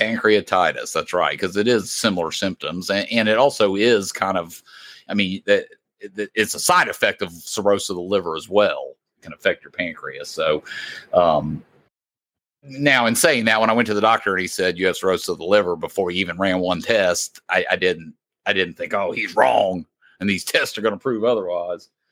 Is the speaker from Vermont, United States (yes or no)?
no; Indiana, United States; moved away; We are obviously Indiana Hoosier fans, being that we're from Indiana originally